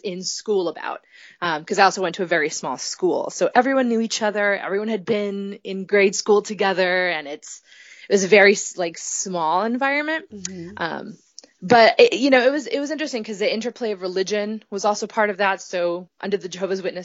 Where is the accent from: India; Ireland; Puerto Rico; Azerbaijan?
Puerto Rico; moved away as an adult; also born or lived in Providence, Rhode Island; now in Boston, United States; I grew up in Puerto Rico to a Puerto Rican